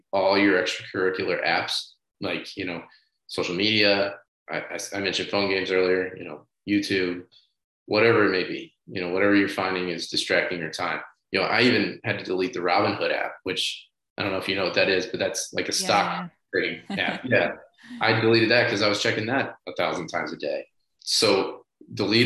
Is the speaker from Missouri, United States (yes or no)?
yes; St. Louis, Missouri, United States; moved away; I'm from St. Louis originally. I have a lot of childhood friends that still live back there